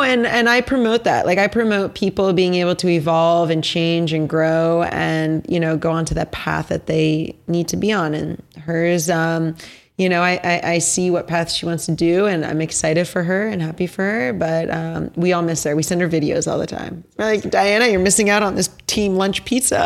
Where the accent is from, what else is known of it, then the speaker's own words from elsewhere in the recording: Basking Ridge, New Jersey, United States; I grew up in Basking Ridge, New Jersey.